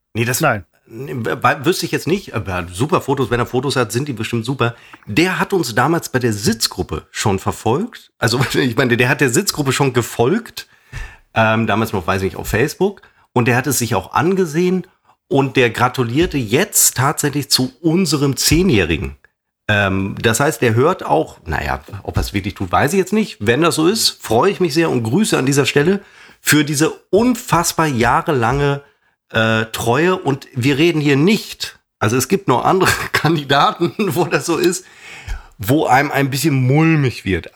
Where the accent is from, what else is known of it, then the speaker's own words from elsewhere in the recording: the West, West Germany, Germany; bei uns im Westen